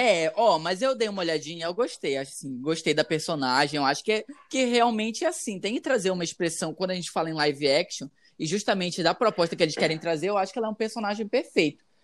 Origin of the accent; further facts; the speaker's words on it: Amazonas, Brazil; aqui da minha terra, do Amazonas